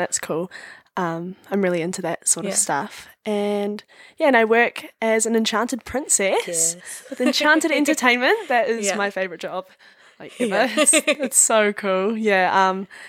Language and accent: English; Raglan, Waikato, New Zealand; now in Hamilton, New Zealand; I've got 4 or 5 other flatmates that we're all from Raglan, and we all moved for, like, study, and I just decided to have a gap year.